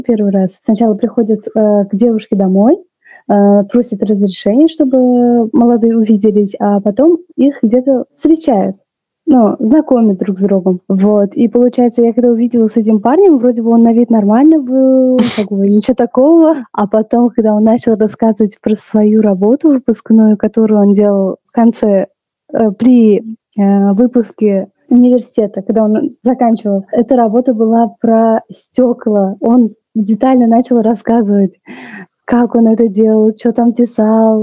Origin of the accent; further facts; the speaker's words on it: Tashkent, Uzbekistan; я из Узбекистана, я из Ташкента